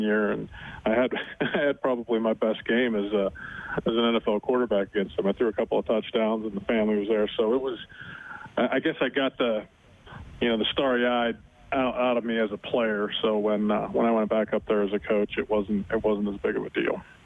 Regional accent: Butler, Pennsylvania, United States; moved away; It's a great place to grow up

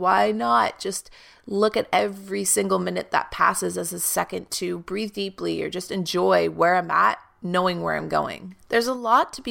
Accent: Canada; now in Toronto, Canada; my hometown is a 2.5-hour drive from where I'm living right now in Toronto.

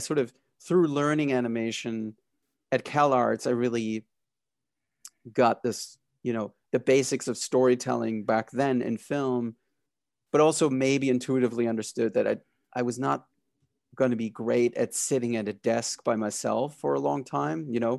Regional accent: Berlin, Germany; I grew up in Berlin in Germany, so I fell in love with this sort of French Belgian comics

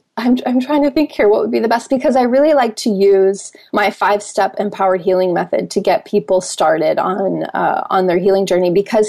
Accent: Minnesota, United States; moved away as an adult; now in Hawaii, United States; Here I come from Minnesota, moving to Hawaii.

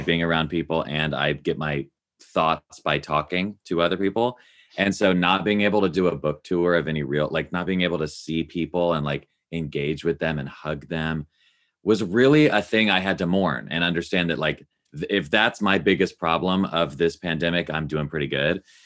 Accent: Nashville, Tennessee, United States; I grew up in Nashville, Tennessee, love that city, love that place

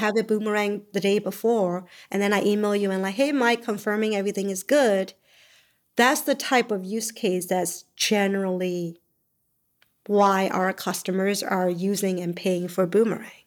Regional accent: Myanmar; moved away; I came from Burma.

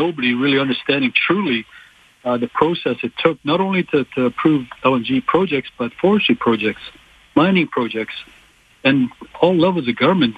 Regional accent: Canada; I'm a Canadian too

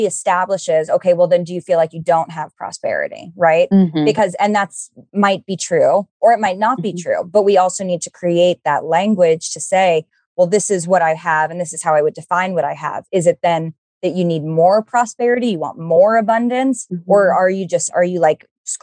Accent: New York City, New York, United States; I'm from New York City and I am a very city person

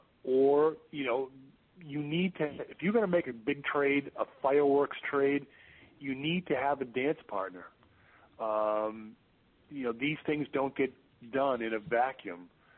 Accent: Boston, Massachusetts, United States; being from here and having gone to school elsewhere

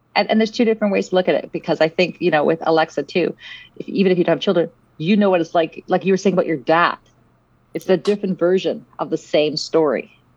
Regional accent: Vancouver, British Columbia, Canada; also born or lived in South Africa; I grew up in Vancouver, in Canada, and um, I'm originally from South Africa

